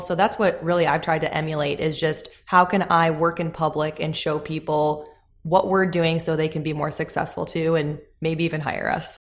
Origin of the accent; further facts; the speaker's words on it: Chicago, Illinois, United States; moved away as an adult; now in Charlotte, United States; I grew up in the Chicagoland area. I spent my whole life there until we moved to Charlotte about a year ago now